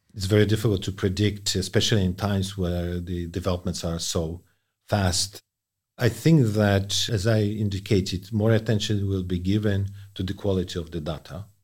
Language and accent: English; Poland; moved away; my home country, Poland